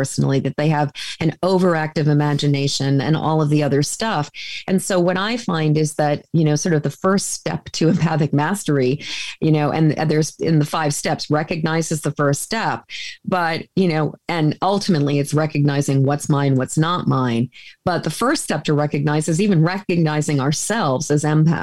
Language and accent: English; a suburb of Boston, Massachusetts, United States; I grew up in Massachusetts in a lily white suburb of Boston